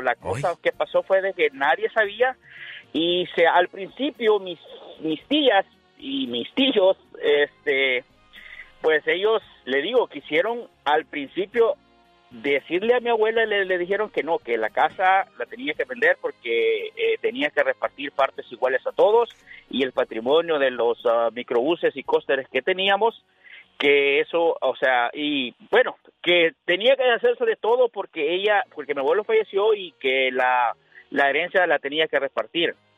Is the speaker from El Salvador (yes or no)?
yes; San Salvador, El Salvador; moved away as an adult; Yo, yo nací en San Salvador, El Salvador